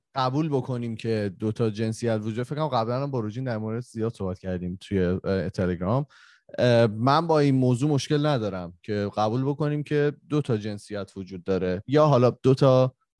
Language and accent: Persian; Iran; moved away; ماهایی که خارج از ایرانیم